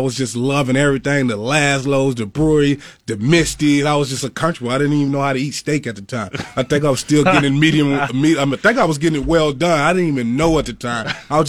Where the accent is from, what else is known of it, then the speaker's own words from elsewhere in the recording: Mississippi, United States; I said, I'm from Mississippi.